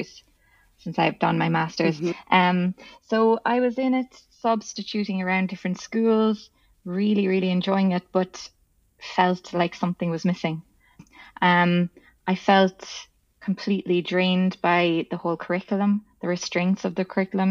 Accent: Ireland; I'm from Ireland

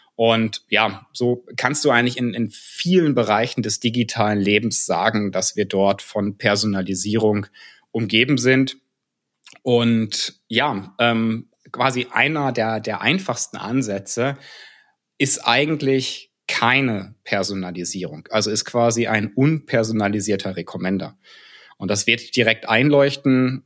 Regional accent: North Rhine-Westphalia, Germany; moved away as an adult; also born or lived in Karlsruhe; now in Cologne, Germany; da ich tatsächlich aus Westfalen komme.

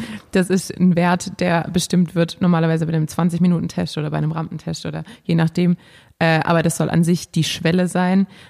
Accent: Germany; hier bei uns in Deutschland

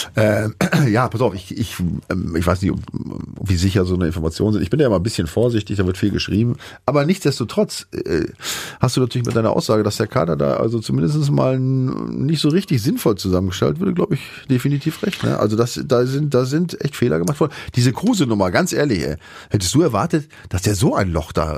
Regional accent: Bremen, Germany; ich komme ja zum einen aus der Ecke, habe da gespielt bei dem Verein

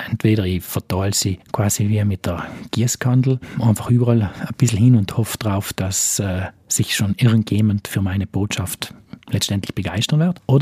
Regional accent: South Tyrol, Trentino-Alto Adige, Italy; Ist jetzt LinkedIn bei uns in Südtirol relevant?

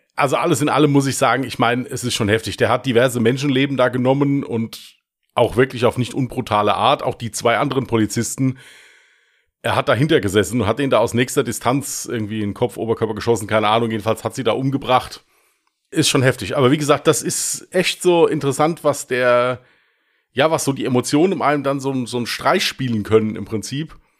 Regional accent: Westerwald, Rhineland-Palatinate, Germany; accent: Westerwälder Dialekt; Mit meinem Westerwälder Dialekt, aber spielt ja keine Rolle, ich stehe dazu

